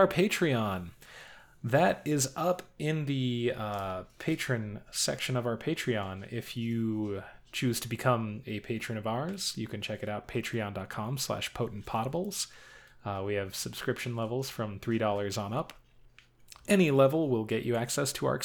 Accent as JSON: {"language": "English", "region": "the West", "country": "United States", "tie": "born or raised there", "said": "growing up in the West"}